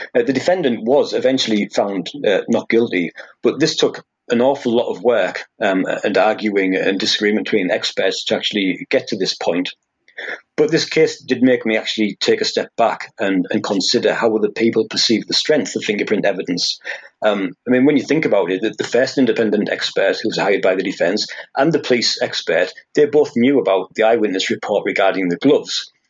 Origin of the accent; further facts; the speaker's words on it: Hartlepool, North East England, United Kingdom; I'm from Hartlepool, so that's the Teesside area, south of Newcastle